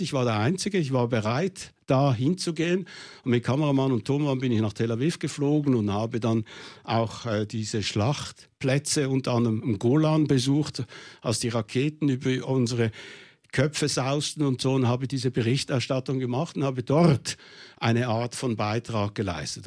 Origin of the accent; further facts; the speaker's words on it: Switzerland; ich als Schweizer Panzersoldat